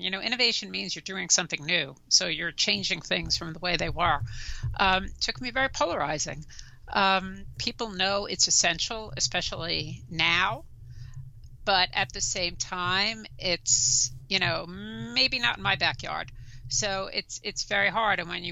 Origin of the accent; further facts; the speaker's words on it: New York City, New York, United States; accent: New York; also born or lived in New Jersey; I'm a native New Yorker. You probably tell from my accent, born and raised in Brooklyn